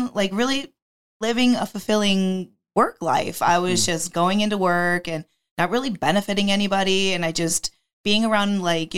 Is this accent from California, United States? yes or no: no; the Adirondacks, upstate New York, United States; now in Florida, United States; I grew up in upstate New York in the mountains. I'm from the Adirondacks and I'm now in Florida with my parents